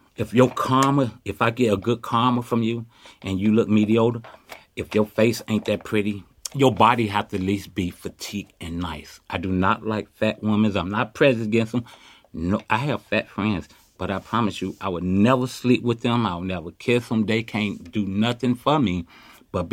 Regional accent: Chicago, Illinois, United States; now in Oakland, United States; I was born and raised in Chicago. I grew up in the projects, Robert Taylor, and moved to the Ida B. Wells

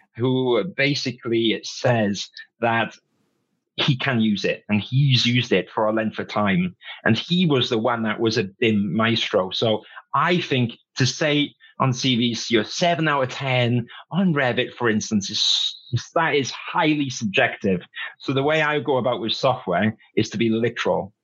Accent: Wales, United Kingdom; I grew up in Wales

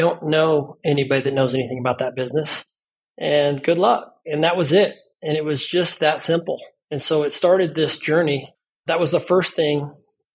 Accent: Las Vegas, Nevada, United States; I was born and raised in Las Vegas

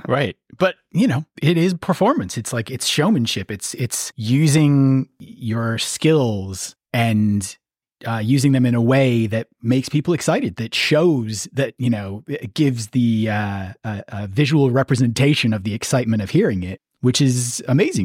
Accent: Minneapolis, Minnesota, United States; I grew up in the Twin Cities

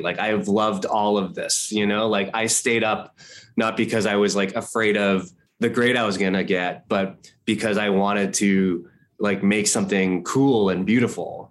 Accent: Los Angeles, California, United States; I grew up in Hawthorne and Torrance and Redondo Beach

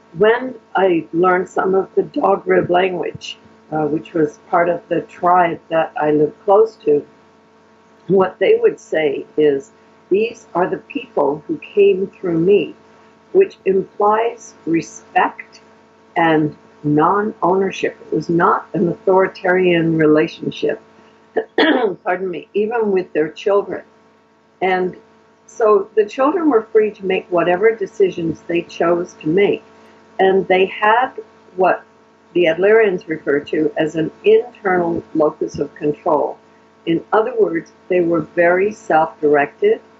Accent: Canada; Canadian Europeans do this, Euro-Canadians

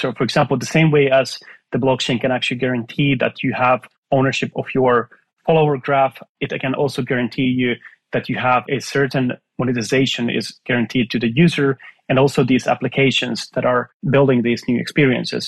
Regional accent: Finland; moved away; I'm from Finland originally

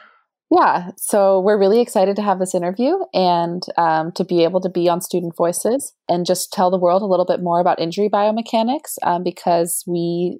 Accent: California, United States; moved away as an adult; now in Vancouver, Canada; I'm originally from California, and I am a first-year PhD student at UBC.

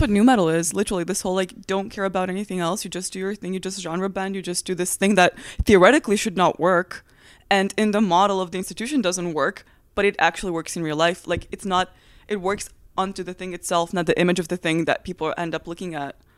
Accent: Transylvania, Romania; English is a second language; moved away as an adult; now in United States; I'm from Transylvania, Romania

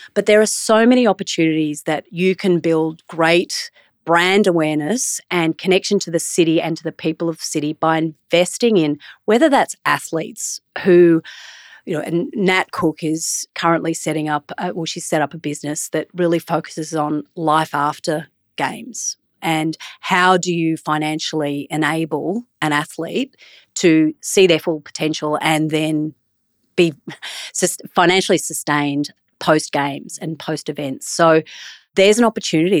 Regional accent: Brisbane, Queensland, Australia; Where are you from? And I say, Brisbane.

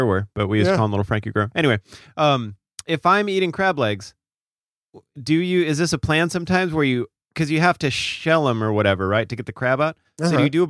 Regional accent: South Dakota, United States; I'm from South Dakota

